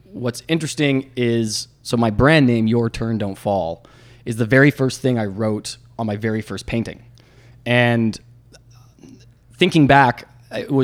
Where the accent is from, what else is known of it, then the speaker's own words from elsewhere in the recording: Victoria, British Columbia, Canada; now in Toronto, Canada; I'm from Victoria